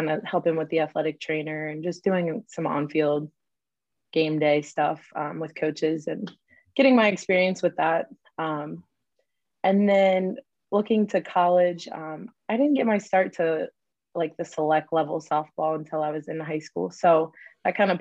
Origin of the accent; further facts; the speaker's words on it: Cincinnati, Ohio, United States; now in Morehead, United States; I grew up in Cincinnati, Ohio